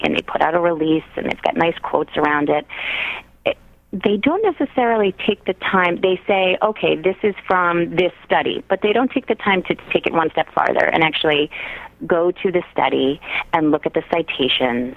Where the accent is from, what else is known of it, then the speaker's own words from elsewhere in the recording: Quincy, Massachusetts, United States; also born or lived in New York; now in Boston, United States; I'm from Quincy originally.